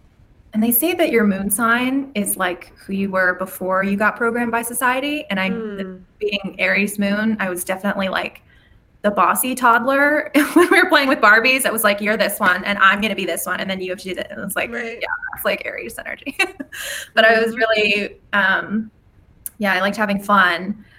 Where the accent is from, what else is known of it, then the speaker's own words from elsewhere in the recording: California, United States; also born or lived in Colorado / Louisiana; Colorado for like 6 months when I was, I don't remember. Maybe 5 or 6, and then back to California. I was born in California. And then when I was 8, moved to Louisiana, lived there for 3 years.